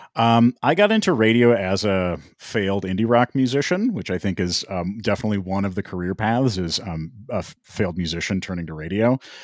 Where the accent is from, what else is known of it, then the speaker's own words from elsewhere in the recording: Minneapolis, Minnesota, United States; moved away as an adult; also born or lived in Long Island; I was born and raised in the Twin Cities.